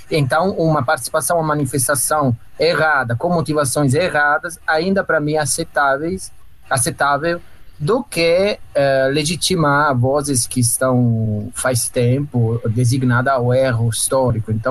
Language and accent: Portuguese; Italy; Portuguese is a second language; moved away as an adult; now in Brazil; sou esposo e pai, e é migrante, sou italiano no Brasil há 11 anos